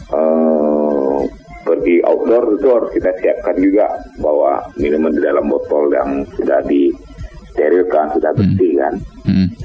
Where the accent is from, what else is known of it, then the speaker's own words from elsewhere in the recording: West Sumatra, Indonesia; kita orang Minang nyebutnya cimangko kan ya.